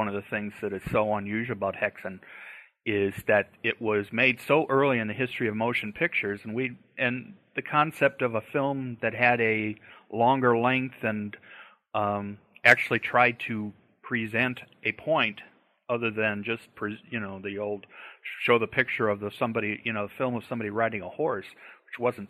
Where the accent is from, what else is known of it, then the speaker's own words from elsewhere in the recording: Cleveland, Ohio, United States; also born or lived in Alabama; now in Kentucky, United States; I'm actually from Cleveland, Ohio.